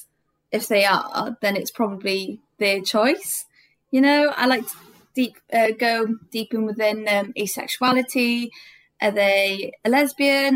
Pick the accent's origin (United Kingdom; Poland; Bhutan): United Kingdom; Cardiff, Wales; I'm from Cardiff